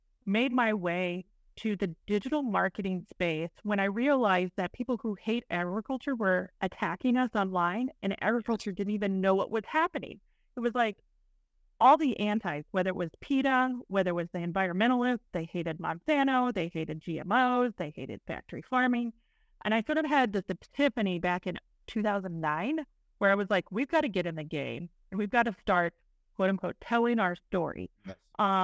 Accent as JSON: {"language": "English", "region": "East Central Illinois", "country": "United States", "tie": "born or raised there", "moved": "yes", "lives_now": "Indiana, United States", "said": "I grew up in East Central Illinois on a small dairy farm"}